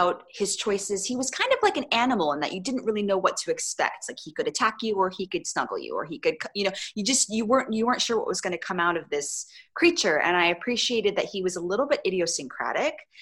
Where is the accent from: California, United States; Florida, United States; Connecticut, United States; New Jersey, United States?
California, United States; Orange; they shot That Thing You Do in my hometown of Orange, in Orange, California